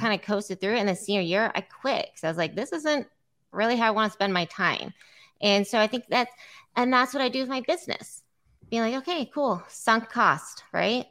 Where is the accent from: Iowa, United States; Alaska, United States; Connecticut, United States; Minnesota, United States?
Iowa, United States; Iowa City; also born or lived in San Diego; I grew up in Iowa City